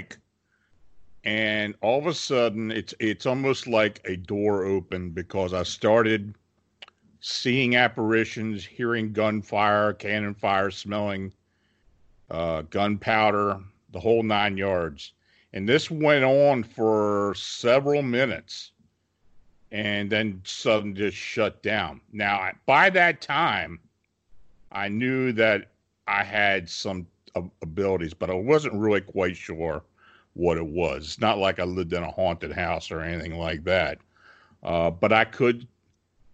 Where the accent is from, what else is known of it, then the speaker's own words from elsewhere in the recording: Gettysburg, Pennsylvania, United States; I was born and raised near the Gettysburg battlefield.